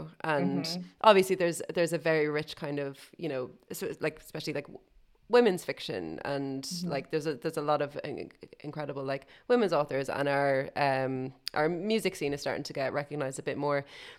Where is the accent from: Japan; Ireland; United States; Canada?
Ireland; now in London, United Kingdom; as an Irish writer in London, in England